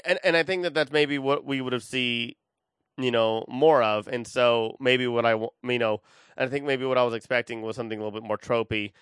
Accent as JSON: {"language": "English", "town": "Austin", "region": "Texas", "country": "United States", "said": "I'm from Austin"}